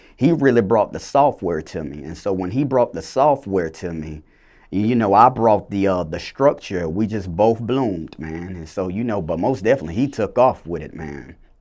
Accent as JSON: {"language": "English", "area": "Clayton County", "region": "Georgia", "country": "United States", "tie": "born or raised there", "also_born_or_lived": "Macon, Georgia", "said": "originally I was born in Macon, Georgia, but I was raised in, uh, Clayton County, you know, the south side of the metro area of Atlanta"}